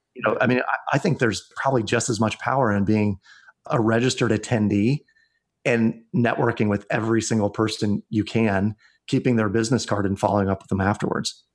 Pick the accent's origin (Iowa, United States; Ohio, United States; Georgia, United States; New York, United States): Iowa, United States; my home state of Iowa